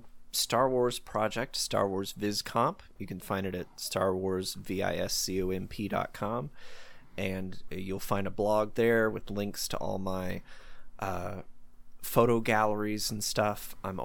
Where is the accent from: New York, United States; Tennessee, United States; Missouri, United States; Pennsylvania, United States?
Tennessee, United States; Like I grew up in the South, not the deep South, just Tennessee here. And so I'm familiar with the Southern accents.